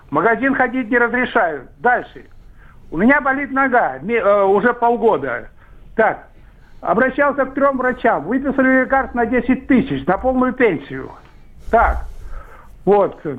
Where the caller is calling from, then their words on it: Saint Petersburg, Russia; я из Санкт-Петербурга.